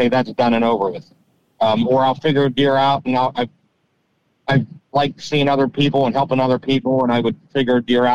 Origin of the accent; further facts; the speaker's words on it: Pittsburgh, Pennsylvania, United States; I grew up near Pittsburgh, just south of Pittsburgh